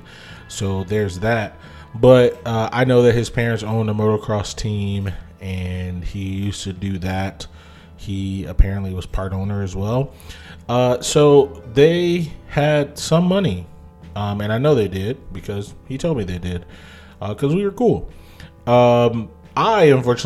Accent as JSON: {"language": "English", "region": "Ohio", "country": "United States", "said": "I'm from Ohio"}